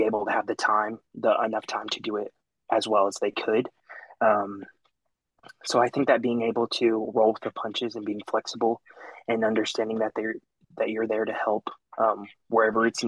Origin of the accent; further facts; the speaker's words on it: Arlington, Texas, United States; now in Stephenville, United States; I grew up in Arlington, not far from Fort Worth, a huge town